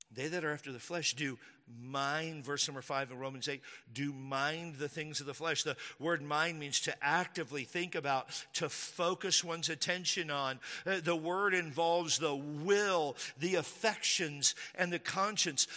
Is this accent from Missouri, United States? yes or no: no; Texas, United States; I'm from Texas.